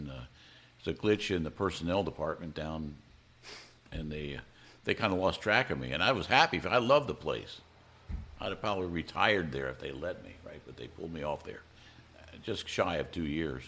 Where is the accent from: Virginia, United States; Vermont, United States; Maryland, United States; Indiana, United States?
Maryland, United States; now in Hawaii, United States; I grew up in Maryland and was an avid water person, loved the water